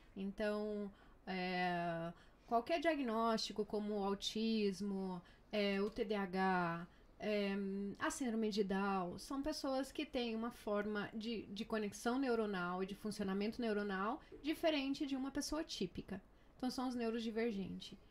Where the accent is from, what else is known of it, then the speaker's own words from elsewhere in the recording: Brazil; now in Murcia, Spain; eu sou brasileira, mamãe de duas crianças maravilhosas